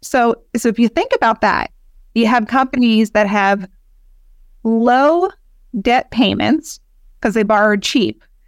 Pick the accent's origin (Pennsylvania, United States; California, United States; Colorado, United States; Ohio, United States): Pennsylvania, United States; Philadelphia; I was born and raised in Philadelphia